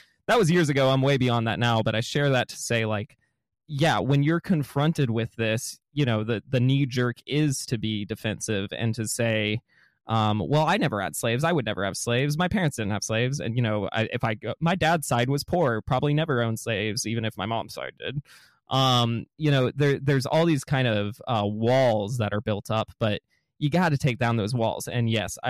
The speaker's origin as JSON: {"language": "English", "region": "Georgia", "country": "United States", "tie": "born or raised there", "said": "I grew up in the South"}